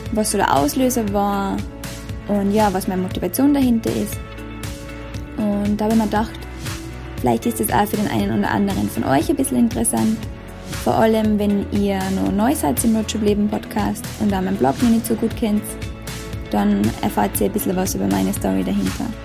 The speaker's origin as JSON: {"language": "German", "country": "Austria", "said": "ich komme wie wahrscheinlich halt aus Österreich"}